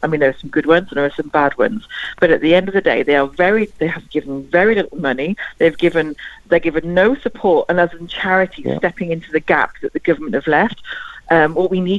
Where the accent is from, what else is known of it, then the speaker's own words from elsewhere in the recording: England, United Kingdom; moved away as an adult; now in France; I'm English, yeah, living in France